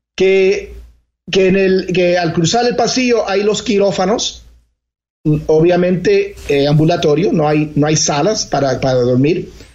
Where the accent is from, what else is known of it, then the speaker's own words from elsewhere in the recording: Elizabeth, New Jersey, United States; yo me crié, crié en New Jersey, en Elizabeth, New Jersey, había una comunidad eh, latina, particularmente cubana, muy grande